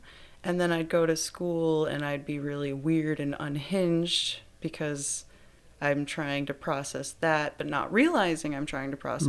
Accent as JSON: {"language": "English", "town": "Granville", "region": "Michigan", "country": "United States", "said": "Granville, Michigan."}